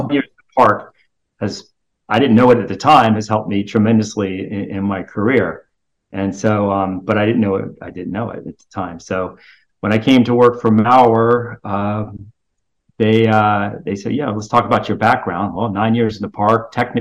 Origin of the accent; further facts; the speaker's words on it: Orlando, Florida, United States; I grew up in Orlando